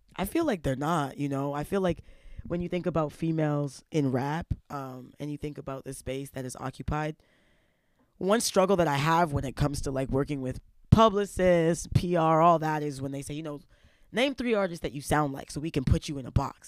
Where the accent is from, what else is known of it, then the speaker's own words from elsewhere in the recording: Toronto, Ontario, Canada; those kind of, like, condemning early experiences growing up in Toronto.